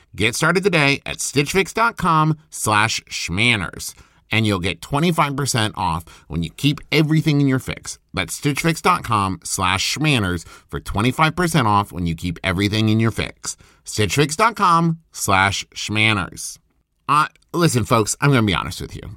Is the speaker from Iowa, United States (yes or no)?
no; West Virginia, United States; moved away; also born or lived in Oklahoma; I'm from West Virginia, went to school in Oklahoma